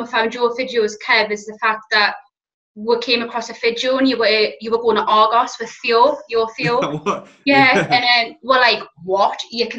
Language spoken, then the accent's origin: English; Newcastle upon Tyne, North East England, United Kingdom; we're from Newcastle.